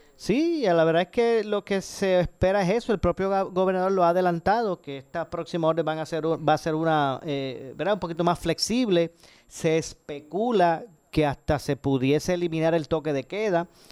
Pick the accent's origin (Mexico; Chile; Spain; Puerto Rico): Puerto Rico; Ponce; yo soy de Ponce, nacido y criado aquí